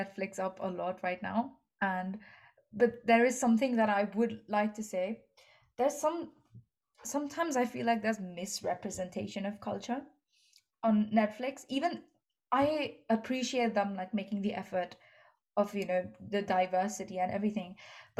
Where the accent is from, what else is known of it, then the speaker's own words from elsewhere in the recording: India; moved away; growing up in India